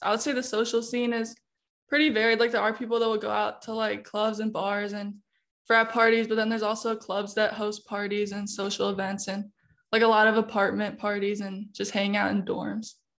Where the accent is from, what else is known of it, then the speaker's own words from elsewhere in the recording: Illinois, United States; moved away as an adult; now in St. Louis, United States; I'm out-of-state. I'm from Illinois, so not too far